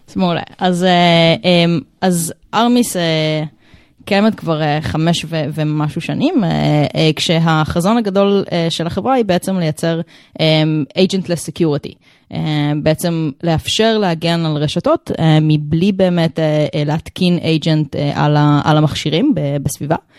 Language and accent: Hebrew; Rehovot, Central District, Israel; now in Tel Aviv, Israel; אני בת 32 אה, מתל אביב, במקור מרחובות